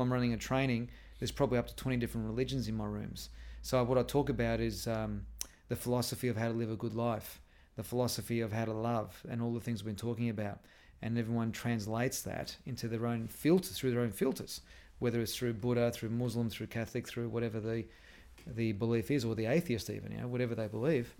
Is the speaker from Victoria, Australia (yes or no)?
yes; Melbourne, Victoria, Australia; also born or lived in Airport West, Victoria; we were living in our house in Airport West. We didn't move out of there until we were ten, then I was brought up in Essendon